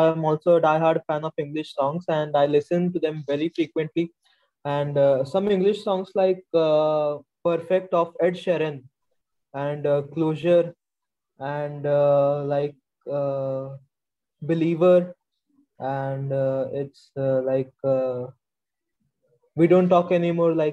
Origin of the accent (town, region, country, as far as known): India